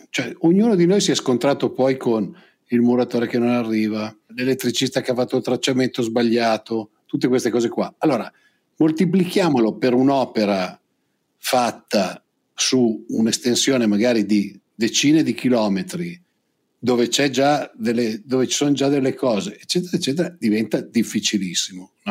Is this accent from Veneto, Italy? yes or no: no; Lombardy, Italy; io vengo dalla provincia di Pavia